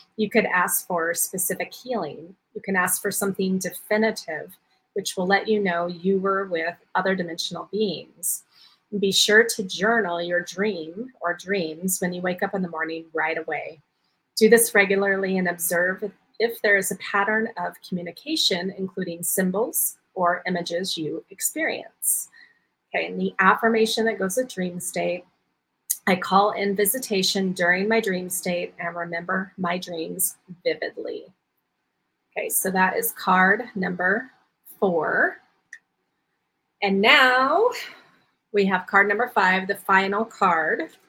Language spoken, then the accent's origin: English; Waikoloa Village, Hawaii, United States; I am leading my galactic retreat here um, in Hawaii on the Big Island um, in my hometown of Waikoloa Village.